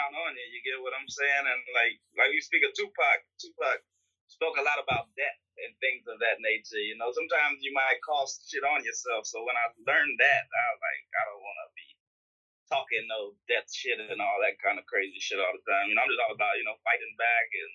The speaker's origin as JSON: {"language": "English", "town": "Houston", "region": "Texas", "country": "United States", "said": "I'm from Houston"}